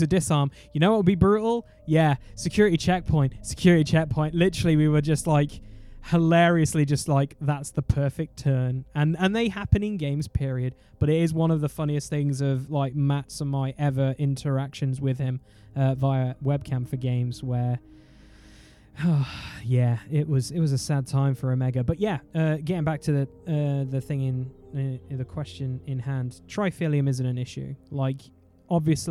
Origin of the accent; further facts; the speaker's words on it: United Kingdom; We're British